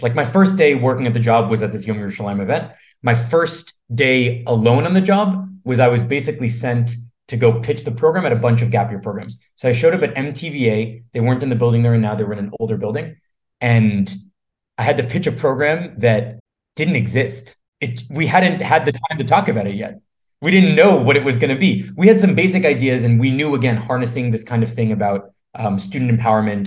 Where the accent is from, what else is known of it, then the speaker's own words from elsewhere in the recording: Boston, Massachusetts, United States; I grew up in Boston